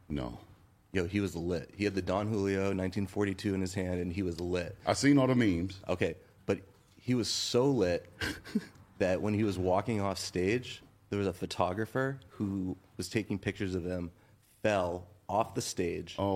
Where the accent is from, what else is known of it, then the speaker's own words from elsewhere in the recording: Massachusetts, United States; Okay, so I am from the East Coast, mm-hmm. hash brown town, mm-hmm. very close to Boston.